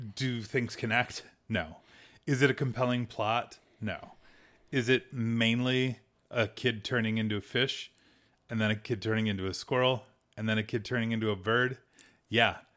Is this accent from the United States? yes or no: yes; United States; We're from America